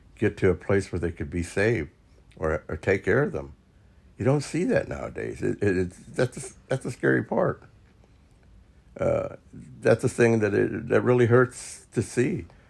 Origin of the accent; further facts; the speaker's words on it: Topeka, Kansas, United States; I was from Topeka, Kansas